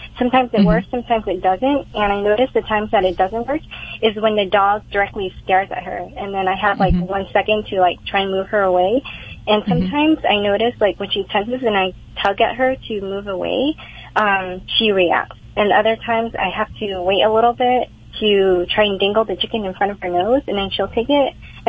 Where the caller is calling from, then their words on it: Fullerton, California, United States; I'm calling from Fullerton.